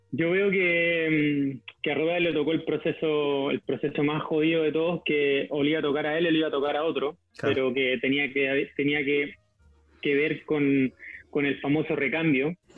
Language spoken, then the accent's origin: Spanish; Santiago, Santiago Metropolitan Region, Chile; jugué por mi colegio hasta los 12 años, en el Colegio Hispanoamericano acá en Santiago